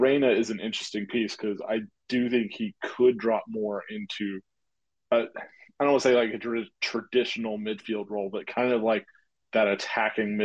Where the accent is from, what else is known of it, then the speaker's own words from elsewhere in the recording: Southeast, United States; I grew up in the Southeast